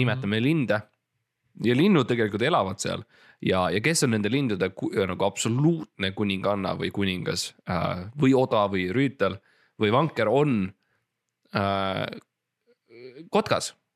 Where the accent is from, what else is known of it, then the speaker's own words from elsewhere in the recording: Estonia; ma olen Eestis ja ma olen eestlane. ja me oleme põliseestlased